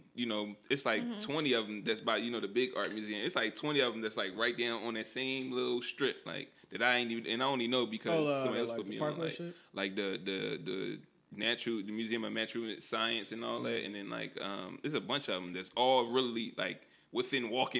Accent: Philadelphia, Pennsylvania, United States; Yeah, I'm from Philly.

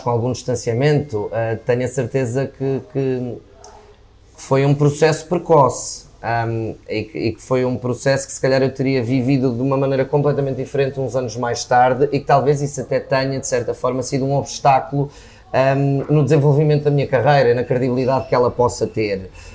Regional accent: Viseu, Centro, Portugal; also born or lived in Lisbon; eu nasci em Lisboa, a minha mãe mudou-se para Viseu quando eu tinha 6 anos

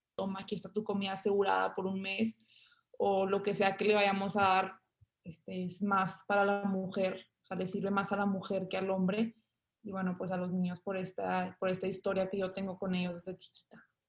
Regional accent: Monterrey, Nuevo León, Mexico; yo ahorita tengo 19 años, nací en Monterrey.

